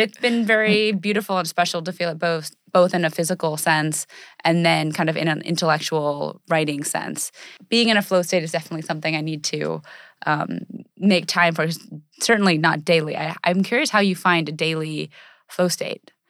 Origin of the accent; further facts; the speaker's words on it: United States; our culture and in American society, we're, we're very, uh, brash and we're very independent